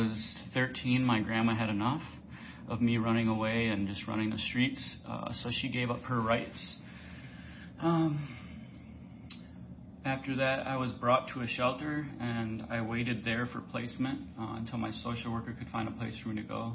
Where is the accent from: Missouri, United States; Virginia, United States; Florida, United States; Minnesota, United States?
Minnesota, United States; St. Paul; moved away as an adult; now in California, United States; I was born and raised in St. Paul, Minnesota